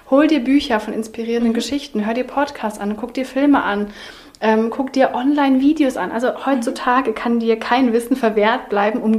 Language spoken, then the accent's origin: German; Southern Germany, Germany; Denn ich bin in Süddeutschland aufgewachsen.